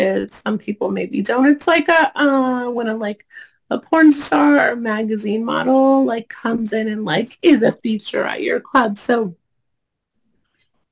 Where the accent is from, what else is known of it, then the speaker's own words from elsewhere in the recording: Oregon, United States; I'm from Oregon originally.